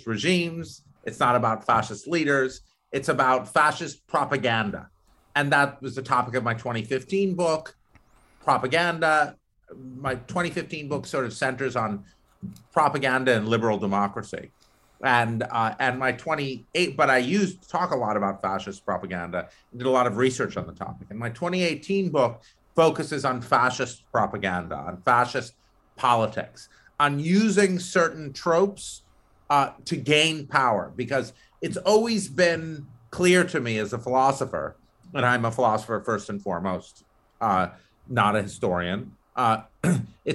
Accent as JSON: {"language": "English", "town": "Syracuse", "region": "New York", "country": "United States", "said": "I'm from Syracuse"}